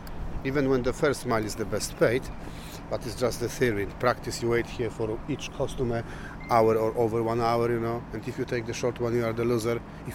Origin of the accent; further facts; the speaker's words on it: Poland; English is a second language; moved away as an adult; now in Ely, United Kingdom; I'm from Poland.